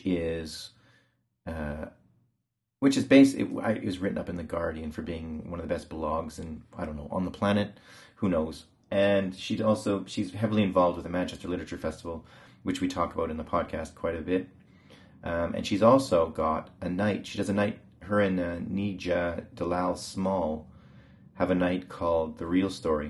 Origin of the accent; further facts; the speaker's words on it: Canada; now in England; I'm from Canada